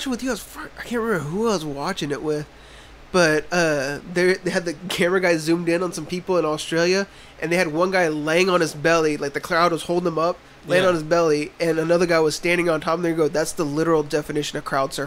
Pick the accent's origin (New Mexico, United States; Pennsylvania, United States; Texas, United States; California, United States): Texas, United States